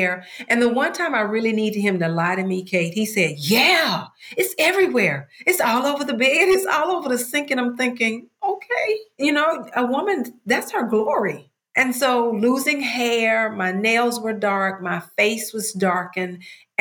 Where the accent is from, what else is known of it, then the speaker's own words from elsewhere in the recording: Mississippi, United States; I'm from Mississippi